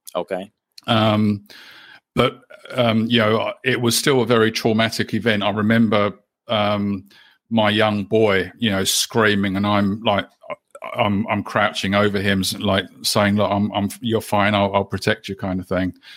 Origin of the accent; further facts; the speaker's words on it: London, United Kingdom; also born or lived in Canterbury, New Zealand; now in New Zealand; I'm originally from the UK. Uh, I was born in London, and we had been living in New Zealand um, at that time for about 11 years or so